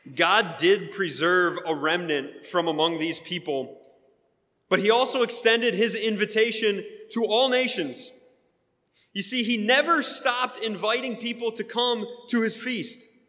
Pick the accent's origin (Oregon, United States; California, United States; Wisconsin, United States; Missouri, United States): Wisconsin, United States; now in Sharpsburg, United States; I grew up in Wisconsin